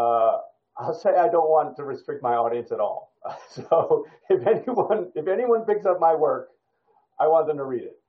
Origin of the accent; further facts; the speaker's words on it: United States; I'm American